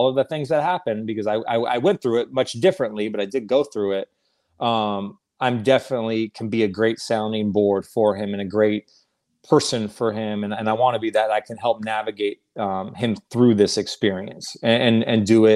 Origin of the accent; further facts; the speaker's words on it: Orange County, California, United States; I grew up in Orange County